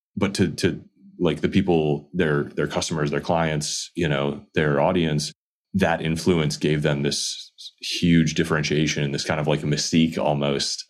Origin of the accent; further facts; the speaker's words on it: Midwest, United States; I grew up in the Midwest